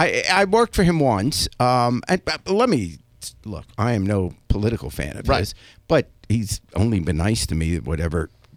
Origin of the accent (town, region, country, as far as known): England, United Kingdom; born or raised there; now in United States